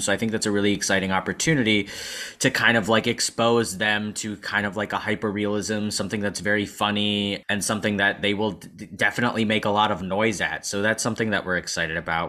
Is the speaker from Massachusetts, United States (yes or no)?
no; San Antonio, Texas, United States; moved away as an adult; I'm from San Antonio